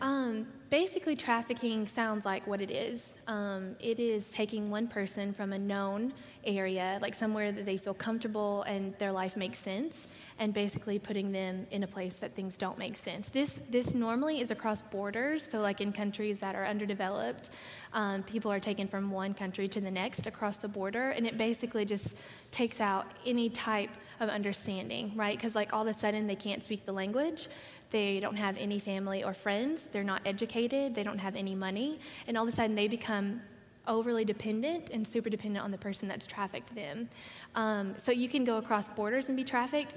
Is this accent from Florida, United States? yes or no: no; Arkansas, United States; I grew up in Arkansas